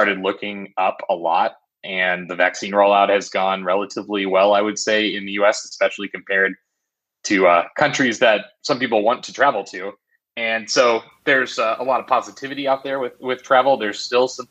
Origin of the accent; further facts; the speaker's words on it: Arizona, United States; my home state of Arizona